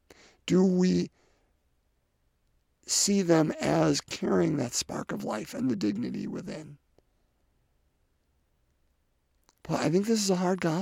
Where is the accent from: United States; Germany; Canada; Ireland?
Ireland; As an Irishman, so St. Patrick, of course, is the patron of Ireland